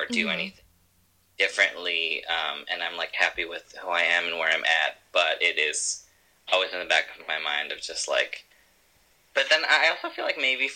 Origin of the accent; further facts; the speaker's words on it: Los Angeles, California, United States; I'm from the Valley here